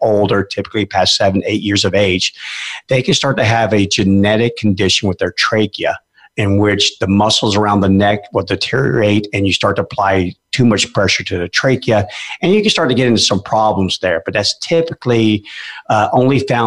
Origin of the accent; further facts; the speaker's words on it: Alaska, United States; now in Memphis, United States; I grew up in Alaska. I was a junior musher